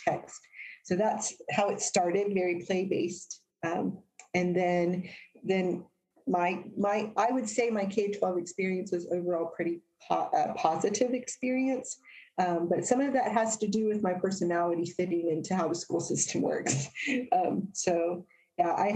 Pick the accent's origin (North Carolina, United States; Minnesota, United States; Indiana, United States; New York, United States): Indiana, United States; also born or lived in New Jersey; The majority of my childhood was here in Indiana